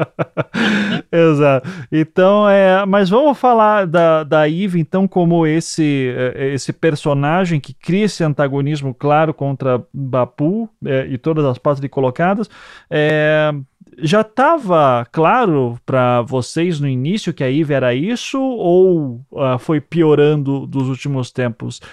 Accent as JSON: {"language": "Portuguese", "region": "Paraná", "country": "Brazil", "said": "eu, nós somos aqui do Paraná"}